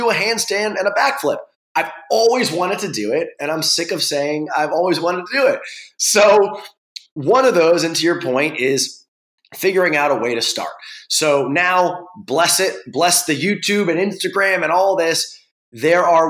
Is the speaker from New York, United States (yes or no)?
yes; New York, United States; now in Venice, California, United States; I live in Venice. I'm from New York